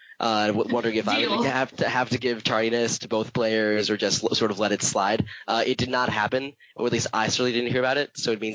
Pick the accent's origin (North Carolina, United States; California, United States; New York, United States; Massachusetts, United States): New York, United States; I guess we're doing this. I'm level 3 from New York, New York.